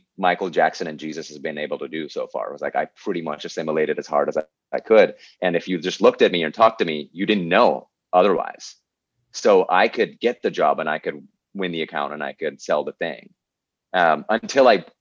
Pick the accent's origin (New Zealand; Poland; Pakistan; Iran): Pakistan; moved away as an adult; I'm just here from Pakistan, right? Like I'm three paychecks away from having to move back to Pakistan